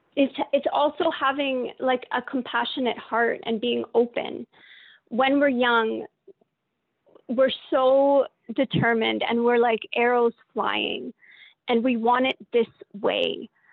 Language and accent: English; Calgary, Alberta, Canada; moved away as an adult; now in Vancouver Island, Canada; I grew up in Calgary, so I grew up away from our culture. I moved back to the island six years ago.